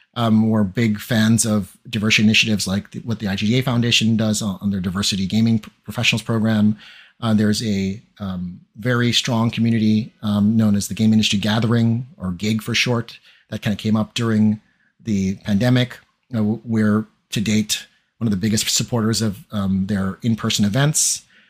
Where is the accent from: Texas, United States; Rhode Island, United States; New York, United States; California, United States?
New York, United States; also born or lived in Chiba, Japan; I'm from New York. I went to specialized math and science high school.